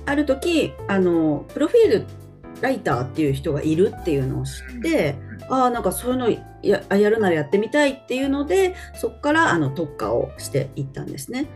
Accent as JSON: {"language": "Japanese", "town": "Nagoya", "region": "Aichi", "country": "Japan", "tie": "born or raised there", "said": "私はえっと名古屋出身で名古屋在住"}